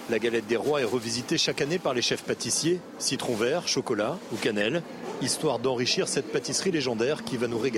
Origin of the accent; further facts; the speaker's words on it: Pays de la Loire, France; Ah, je viens des Pays de la Loire, on a, pas mal de galettes briochées.